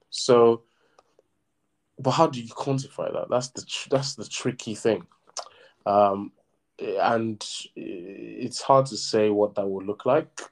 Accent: southern Nigeria, Nigeria; me as a Southerner

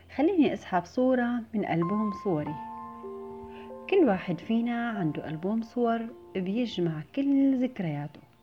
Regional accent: Syria; moved away as an adult; وقت طلعت من سوريا

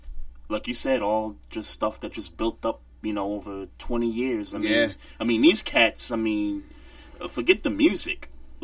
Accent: New York City, New York, United States; I'm from New York City. I done lived in some of the roughest neighborhoods you could think of. From Bed-Stuy to Crown Heights to South Jamaica, Queens.

